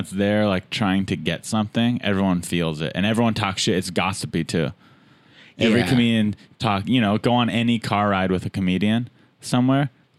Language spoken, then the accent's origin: English; San Diego, California, United States; moved away; also born or lived in Los Angeles; I'm from San Diego, but I didn't do comedy there.